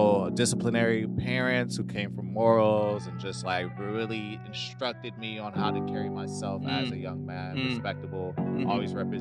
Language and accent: English; Los Angeles, California, United States; growing up in South Central, I was around a lot of Hispanic culture growing up. So LA in general